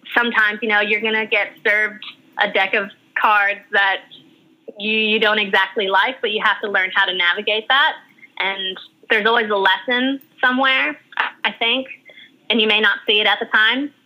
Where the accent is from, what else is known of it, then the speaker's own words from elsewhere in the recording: Guam; moved away as an adult; also born or lived in Hawaii / Australia; now in New York, United States; I lived on Guam from when I was three years old all the way till I was 21.